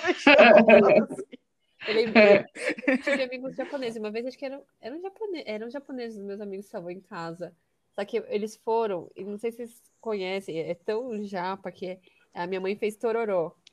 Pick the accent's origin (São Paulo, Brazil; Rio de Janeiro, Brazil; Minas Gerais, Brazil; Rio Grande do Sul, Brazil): São Paulo, Brazil; também nasci em São Paulo, sempre vivi, morei em São Paulo